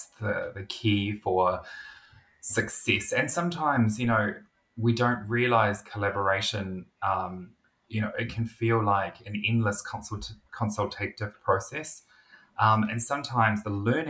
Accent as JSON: {"language": "English", "country": "New Zealand", "said": "As a New Zealander"}